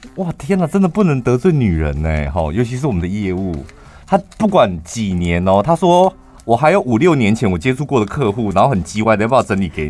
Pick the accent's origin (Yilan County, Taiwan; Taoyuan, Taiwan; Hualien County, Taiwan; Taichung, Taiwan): Taichung, Taiwan; 我们是来自于六都台中市